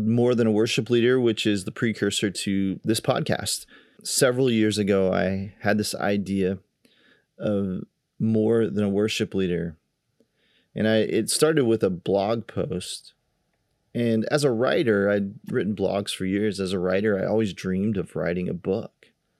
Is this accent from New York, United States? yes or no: no; Kansas, United States; And we go way back to one of the churches I grew up in Kansas.